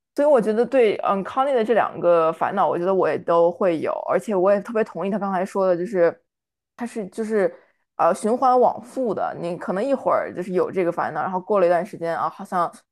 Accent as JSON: {"language": "Chinese", "region": "Shanghai", "country": "China", "moved": "as an adult", "said": "我是上海的嘛，然后我们高考是选一门课考试，所以我当时是历史班的"}